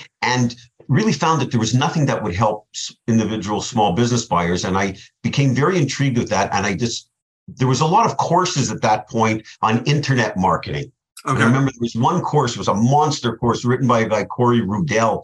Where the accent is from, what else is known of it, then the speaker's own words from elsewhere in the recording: Montreal, Quebec, Canada; moved away as an adult; now in South Florida, United States; I grew up in Canada, in Montreal, Canada, and I've been living in South Florida for 27 years.